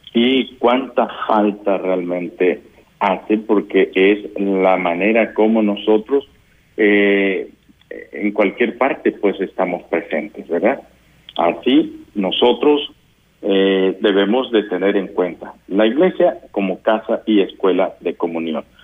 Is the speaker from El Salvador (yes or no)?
yes; Guadalupe, San Vicente, El Salvador; yo soy de Guadalupe, San Vicente